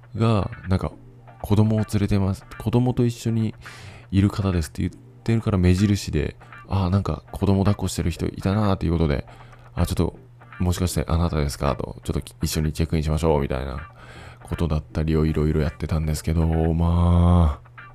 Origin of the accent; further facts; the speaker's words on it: Fukuoka, Japan; moved away as an adult; now in Taiwan; 自分の実家に泊まってた